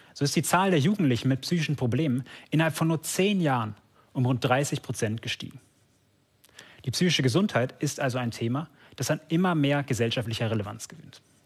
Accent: Germany; hier bei uns in Deutschland

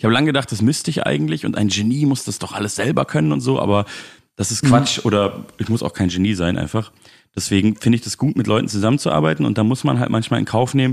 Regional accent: Munich, Bavaria, Germany; Ähm, und in München, in meiner Heimatstadt, spiele ich im Theatron.

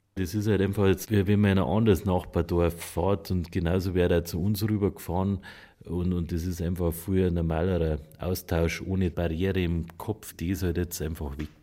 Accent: Oberaudorf, Bavaria, Germany; ich bin aus Oberaudorf in Bayern

